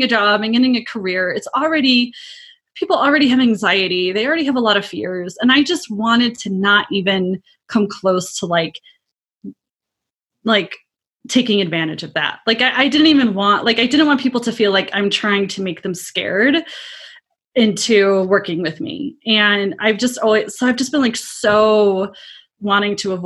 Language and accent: English; Midwest, United States; I'm from the Midwest. I said Pop